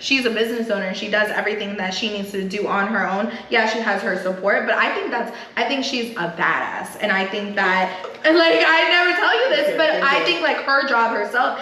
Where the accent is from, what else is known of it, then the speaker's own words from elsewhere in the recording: United States; I was raised here in the United States.